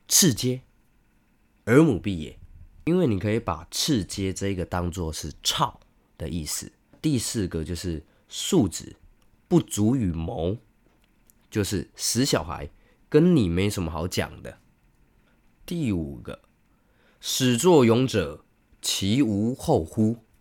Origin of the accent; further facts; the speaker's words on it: Taiwan; 我们台湾人